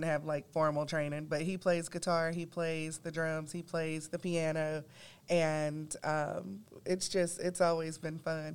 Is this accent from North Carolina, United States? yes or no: yes; Gastonia, North Carolina, United States; I'm born and raised in Gastonia